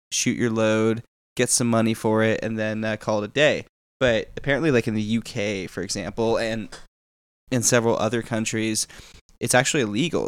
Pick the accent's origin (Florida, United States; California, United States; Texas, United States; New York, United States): Texas, United States; I'm from Texas